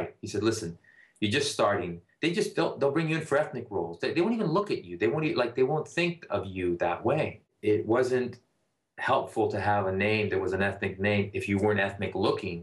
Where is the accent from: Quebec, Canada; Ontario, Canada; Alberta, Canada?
Ontario, Canada; Toronto; English is a second language; now in United States; there's no other place I would have traded to grow up than